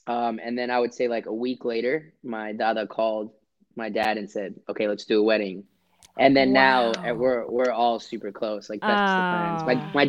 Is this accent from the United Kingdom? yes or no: no; India; born there; Like you're lesser of an Indian than I am because I was born in India versus you being born there